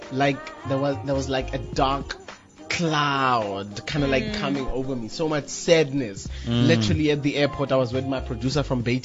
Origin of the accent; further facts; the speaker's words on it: Lesotho; now in South Africa; Originally, I'm from Lesotho.